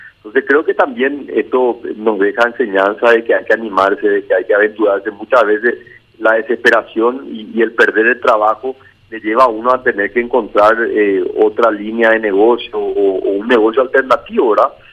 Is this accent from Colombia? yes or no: no; Paraguay